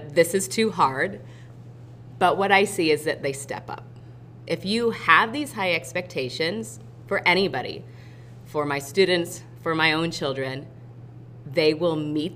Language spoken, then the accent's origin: English; Iowa, United States; now in Batesville, United States; I'm from Iowa. I'm from a small, small town.